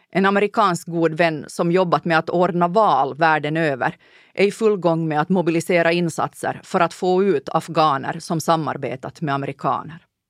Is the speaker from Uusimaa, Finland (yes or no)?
no; Ostrobothnia, Finland; Landade i Månäs i Nykarleby